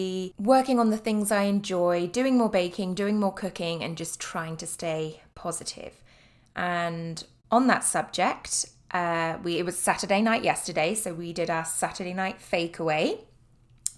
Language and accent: English; Cornwall, South West England, United Kingdom; I am from Cornwall, which is down in the tip in the southwest of England.